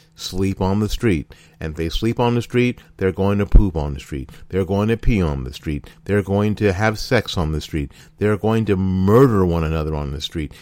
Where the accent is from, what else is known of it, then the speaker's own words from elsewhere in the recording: Florida, United States; my home state of Florida